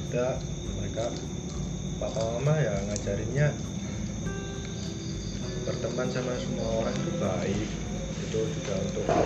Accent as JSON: {"language": "Indonesian", "region": "Java", "country": "Indonesia", "said": "kita juga kan mas tinggal apa di Jawa dan sebagai orang Jawa"}